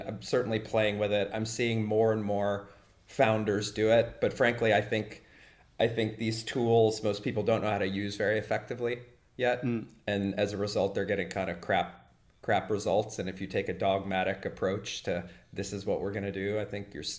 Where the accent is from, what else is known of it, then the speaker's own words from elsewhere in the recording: United States; now in Germany; as an American living in Germany